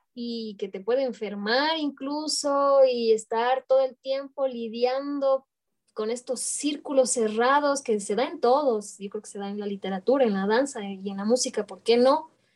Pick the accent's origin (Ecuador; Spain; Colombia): Ecuador; moved away as an adult; also born or lived in Mexico / Europe; me empuja de nuevo hacia Ecuador. Mm. Dije, no, yo para estar viviendo así, me regreso a mi chosita me regreso a mi tierra.